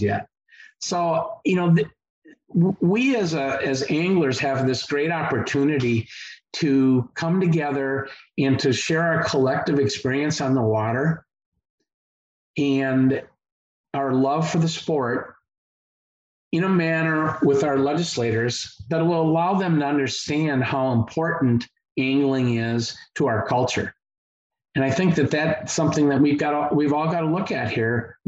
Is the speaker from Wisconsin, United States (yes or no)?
yes; Madison, Wisconsin, United States; I grew up in Madison, Wisconsin, one of the most liberal cities in the whole nation